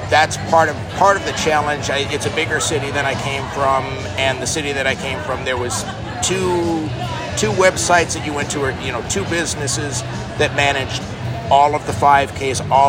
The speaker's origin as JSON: {"language": "English", "town": "Shreveport", "region": "Louisiana", "country": "United States", "lives_now": "Omaha, United States", "said": "I came from Shreveport, Louisiana, and in Shreveport, it's they're very heavy 5K, 5K, 5K."}